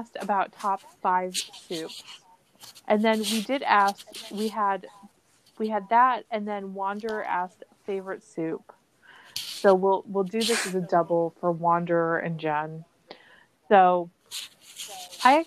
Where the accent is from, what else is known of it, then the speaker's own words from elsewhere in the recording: Las Cruces, New Mexico, United States; moved away; also born or lived in Ohio; I grew up in Las Cruces. And so Las Cruces, we I mean, my high school, they used to roast the chili